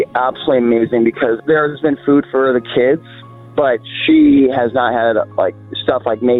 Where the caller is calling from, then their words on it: Phoenix, Arizona, United States; I'm calling from Phoenix, Arizona.